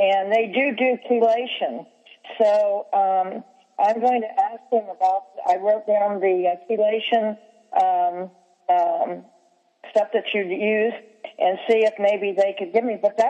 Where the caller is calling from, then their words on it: Kansas, United States; well, I'm calling from Kansas